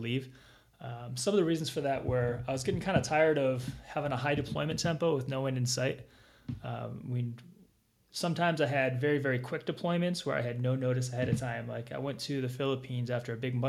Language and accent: English; near Chicago, Illinois, United States; moved away as an adult; I grew up near Chicago and moved around a whole lot within the Chicago area